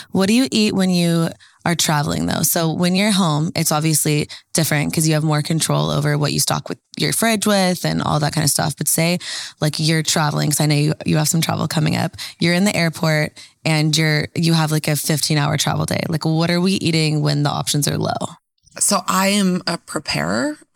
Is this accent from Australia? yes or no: no; Canada; moved away; I'm originally from Canada.